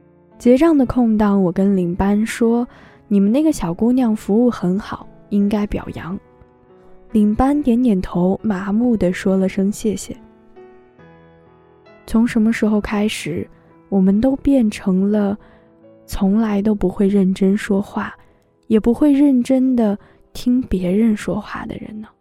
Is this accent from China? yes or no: yes; Tianshui, Gansu, China; 我说我也是甘肃的，甘肃天水。